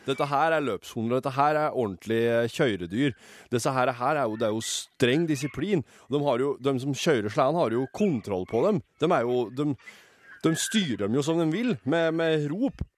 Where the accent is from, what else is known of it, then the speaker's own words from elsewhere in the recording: Røros, Trøndelag, Norway; Jeg er fra Røros